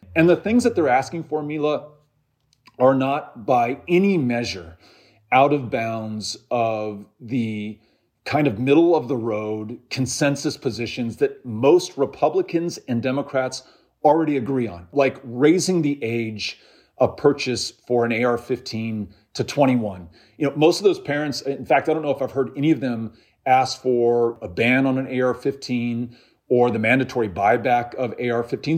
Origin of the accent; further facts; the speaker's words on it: El Paso, Texas, United States; In my hometown of El Paso